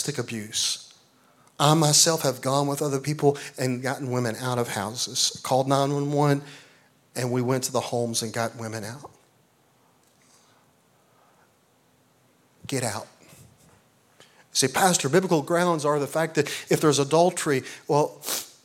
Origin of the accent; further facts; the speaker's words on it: Eastern Oklahoma, United States; I'm from Eastern Oklahoma, raised on a farm